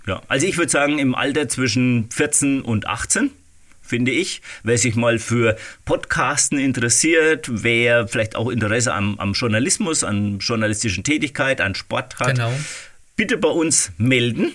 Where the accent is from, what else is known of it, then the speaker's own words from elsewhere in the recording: Waldfenster, Bavaria, Germany; in äh, Waldfenster, in meinem Heimatort